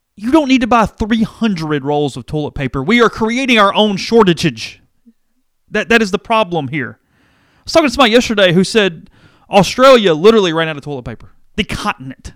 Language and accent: English; United States; as American media consumers